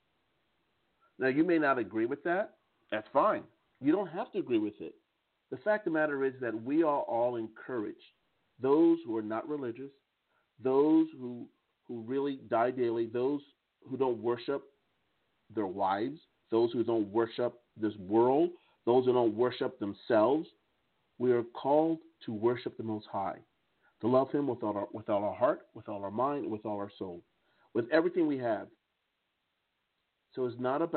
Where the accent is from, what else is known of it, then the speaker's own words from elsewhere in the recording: United States; accent: American English; now in Strasbourg, France; my American English accent